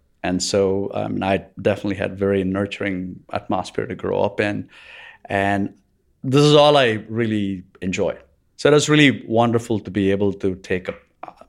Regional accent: Bangalore, Karnataka, India; also born or lived in Chennai; I was born in Chennai in India. And I grew up in Bangalore in India.

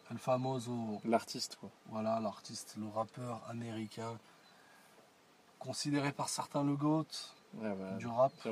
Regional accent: France; also born or lived in Ferrara, Italy; je suis né en, Italie, à Ferrara. Et je suis venu en France à, à l'âge de 8, 9 ans. Tout seul Et je suis français, bien sûr, la France, le sang.

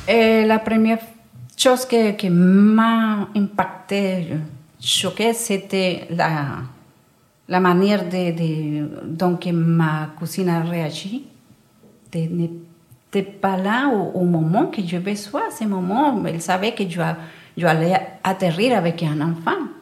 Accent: Valle del Cauca, Colombia; French is a second language; moved away as an adult; now in Brussels, Belgium; je me sens aussi colombienne que belge

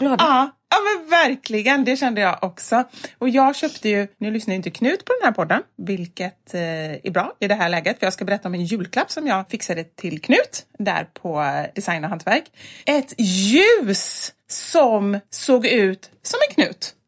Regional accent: Gothenburg, Västra Götaland, Sweden; accent: Gothenburg; moved away as an adult; kommer ju från Kortedala, en förort som ligger med spårvagn typ 20-25 minuter från ja. city

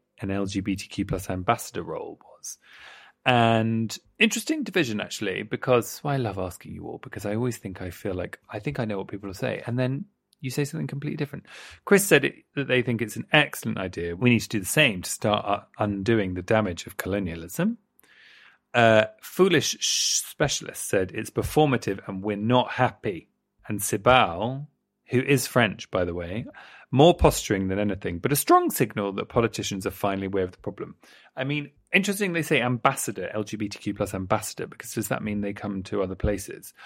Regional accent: United Kingdom; I'm a Brit.

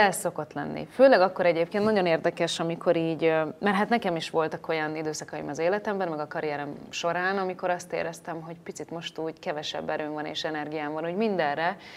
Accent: Salgótarján area, Nógrád, Hungary; born or raised there; now in Budapest, Hungary

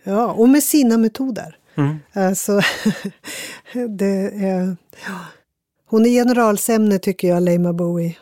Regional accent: Västerbotten County, Sweden; jag är ju västerbottning

